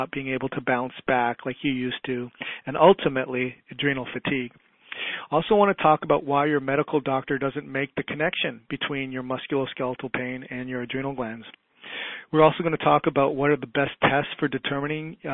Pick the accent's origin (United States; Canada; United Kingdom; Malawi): Canada; Toronto, Ontario; I grew up in Toronto, Ontario, Canada